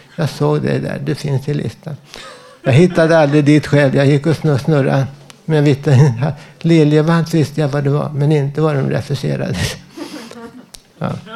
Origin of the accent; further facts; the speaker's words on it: Stockholm, Stockholm County, Sweden; also born or lived in Södermalm, Stockholm; jag är från Västerort, Vällingby